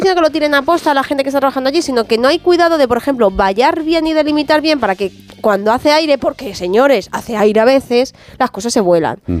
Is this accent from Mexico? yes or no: no; Patones, Community of Madrid, Spain; cuando era pequeña, en Patones